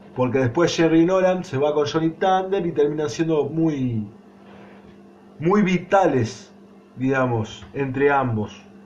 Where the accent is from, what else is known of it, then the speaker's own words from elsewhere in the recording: Argentina; nací en Argentina, no soy eh, yankee y mucho menos inglés